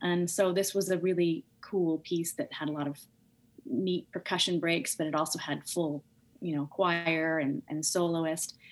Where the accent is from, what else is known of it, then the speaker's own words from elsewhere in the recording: Seattle, Washington, United States; also born or lived in Missoula, Montana; So I grew up in Seattle, Washington. Um, originally, I was born in Missoula, Montana, um, and then I moved to Seattle. I think at the age of three or four